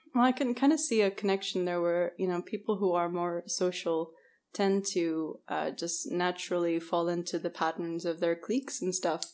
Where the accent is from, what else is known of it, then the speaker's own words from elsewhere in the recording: Bahrain; also born or lived in Canada / United Kingdom / Scotland; my father's English, my mother's Bahraini, but I grew up in Bahrain.